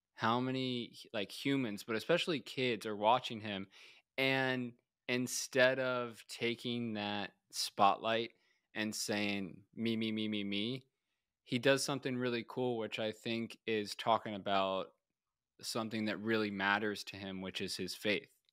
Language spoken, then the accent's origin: English; Tampa, Florida, United States; Bucks are my hometown team